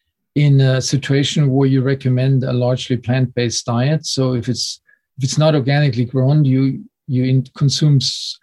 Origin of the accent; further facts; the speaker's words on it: Munich, Bavaria, Germany; English is a second language; growing up in Munich in southern Germany, this was certainly not the place for known for its healthiest diet